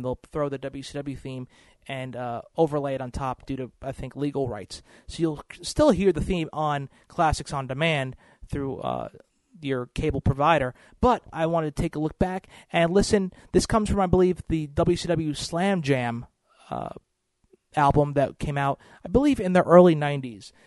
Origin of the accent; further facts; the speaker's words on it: New Jersey, United States; New Jersey, my hometown